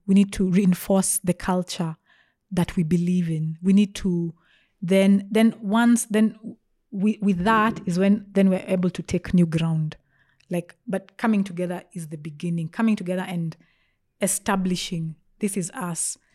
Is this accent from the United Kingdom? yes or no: no; Nairobi, Kenya; also born or lived in Australia / Meru; mostly grew up in Nairobi